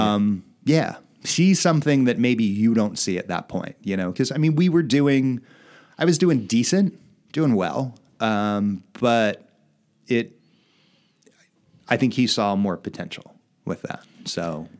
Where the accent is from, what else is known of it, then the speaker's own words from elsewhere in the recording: Wilmington, Delaware, United States; I was born in Wilmington